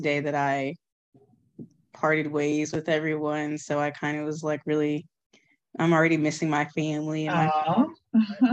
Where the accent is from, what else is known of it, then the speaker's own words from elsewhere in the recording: Austin, Texas, United States; I'm from Austin.